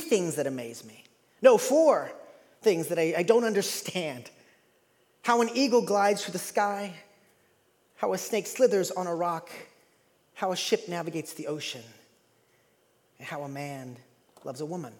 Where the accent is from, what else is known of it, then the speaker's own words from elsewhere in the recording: East Coast, United States; moved away; I'm from the East Coast